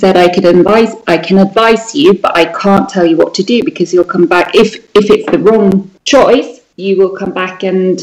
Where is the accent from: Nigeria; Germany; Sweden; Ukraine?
Sweden; moved away as an adult; now in United Kingdom; The place where I was born in Sweden is a very, very entrepreneurial place